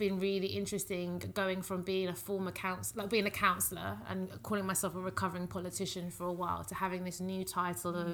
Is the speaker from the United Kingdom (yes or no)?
yes; United Kingdom; I am British Nigerian